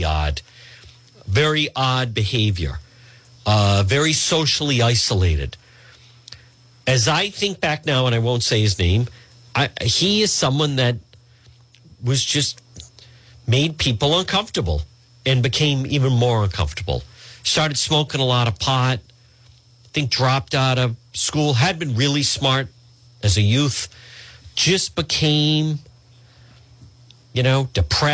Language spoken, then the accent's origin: English; Edgewood, United States; when I grew up in Edgewood